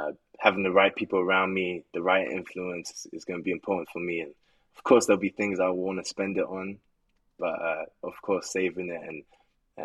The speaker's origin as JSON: {"language": "English", "region": "England", "country": "United Kingdom", "tie": "born or raised there", "also_born_or_lived": "United States / Poland", "moved": "yes", "said": "I was born in America, but I left when I was really young to England. I lived in England most of my life."}